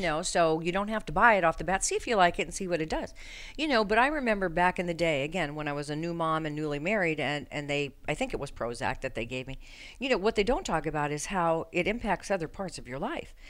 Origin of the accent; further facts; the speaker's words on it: Colorado, United States; moved away; I'm from Colorado